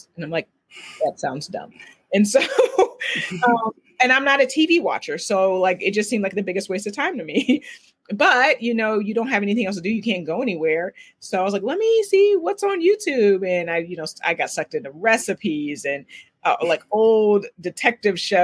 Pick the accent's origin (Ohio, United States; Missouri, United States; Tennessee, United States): Ohio, United States; Oberlin; I'm originally from Oberlin, Ohio